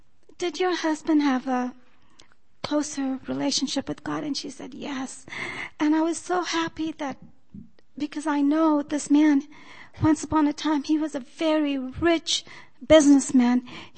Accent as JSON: {"language": "English", "town": "Loma Linda", "region": "California", "country": "United States", "said": "Good morning. … I'm from Loma Linda."}